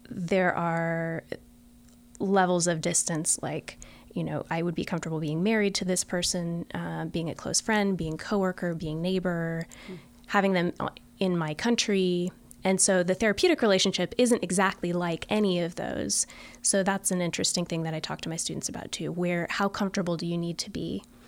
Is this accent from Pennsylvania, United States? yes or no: no; Florida, United States; the state where I grew up in Florida